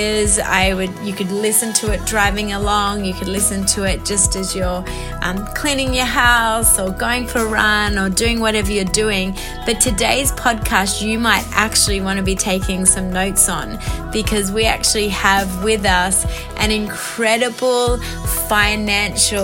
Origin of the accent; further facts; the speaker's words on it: Australia; accent: Aussie; moved away as an adult; now in Montreal, Canada; I'm coming to you from Montreal, Quebec. Actually live here, been here for 5 years from Australia.